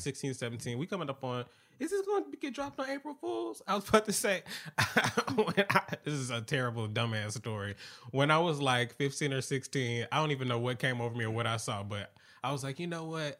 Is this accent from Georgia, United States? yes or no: yes; Atlanta, Georgia, United States; growing up in Atlanta